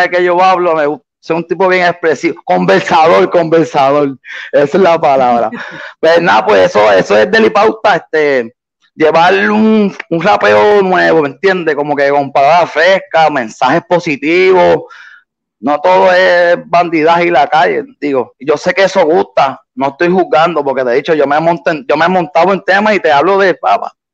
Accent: Puerto Rico; also born or lived in Boston, United States; Yo me nací en Puerto Rico y a mis dos años, pues mi mamá decidió mudarse para para Boston. Allá estuve hasta los 11 y después a los 11 me vine para acá, para PR, para, mi isla del encanto

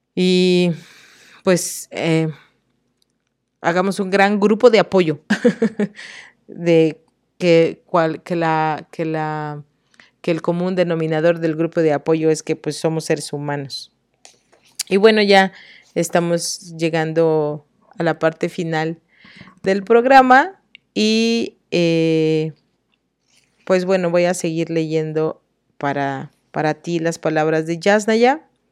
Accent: Oaxaca, Mexico; como oaxaqueña

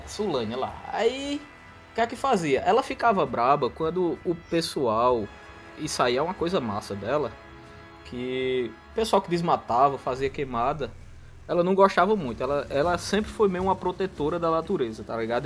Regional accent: Solânea, Paraíba, Brazil; moved away; also born or lived in Campina Grande; eu sou de uma cidadezinha do interior da Paraíba, ainda mais que é Campina Grande, né? Sou de Solânia

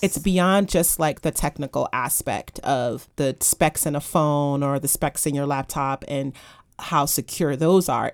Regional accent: United States; me as an American

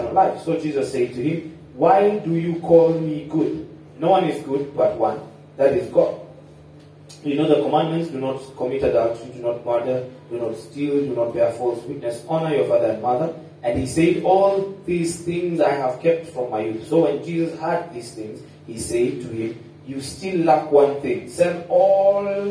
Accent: Kenya; we are Kenyan

